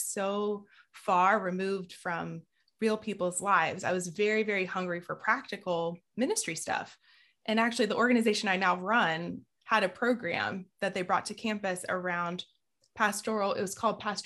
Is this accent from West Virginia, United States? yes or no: no; Southeast Georgia, United States; I grew up in Southeast Georgia, where pretty much everybody's evangelical